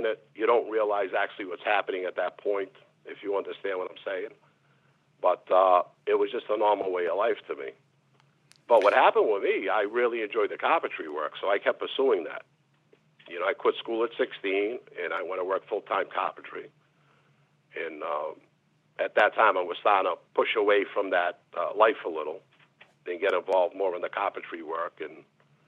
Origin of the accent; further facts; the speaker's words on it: Boston, Massachusetts, United States; I was born in the North End in Little Italy. And my mother and father got divorced at a young age. And we moved to East Boston